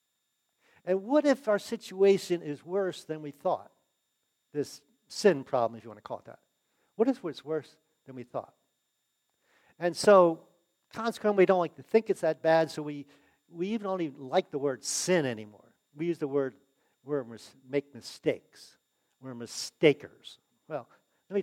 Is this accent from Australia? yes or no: no; United States; I was born in the United States